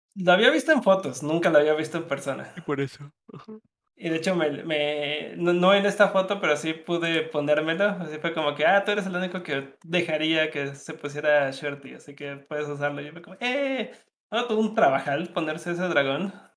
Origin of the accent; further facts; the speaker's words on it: Mexico; soy, soy de México.